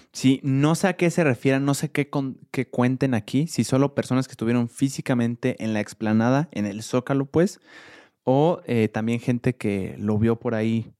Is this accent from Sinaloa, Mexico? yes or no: no; Mexico City, Mexico; somos los primeros capitalinos